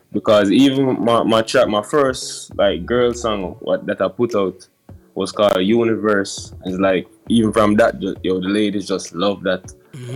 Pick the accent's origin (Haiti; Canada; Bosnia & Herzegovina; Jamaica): Jamaica; Kingston; I'm from Jamaica. Yeah, from a community called Duhaney Park. More specifically, New Haven